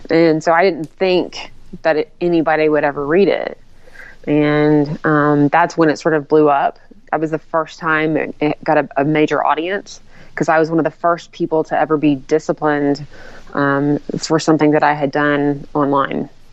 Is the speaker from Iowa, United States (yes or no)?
no; Tennessee, United States; now in Salt Lake City, United States; I'm from originally from Tennessee